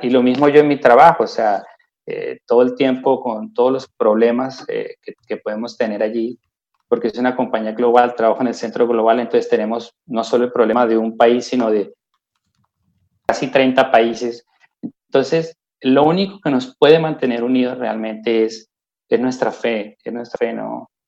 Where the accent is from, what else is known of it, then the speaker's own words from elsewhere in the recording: Colombia; moved away as an adult; now in Lausanne, Switzerland; en Colombia decimos don gente